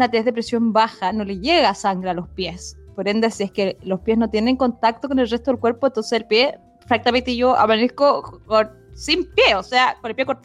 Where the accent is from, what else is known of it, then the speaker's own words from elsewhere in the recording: Santiago, Santiago Metropolitan Region, Chile; Porque bueno, yo soy full santiaguina, ahí Como que en Estados Unidos, pero onda en Chile y yo solo en Santiago.